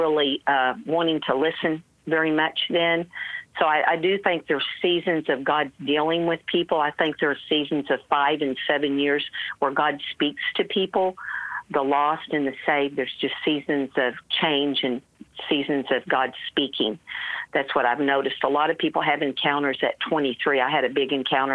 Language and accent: English; Dallas, Texas, United States; I grew up in Dallas